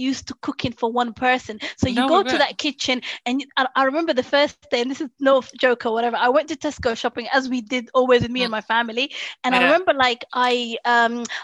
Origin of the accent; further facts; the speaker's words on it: London, United Kingdom; I grew up in like in a small area in West London